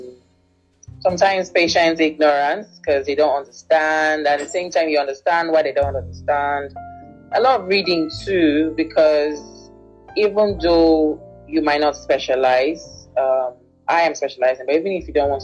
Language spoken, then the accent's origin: English; Nigeria; what I love about being Nigerian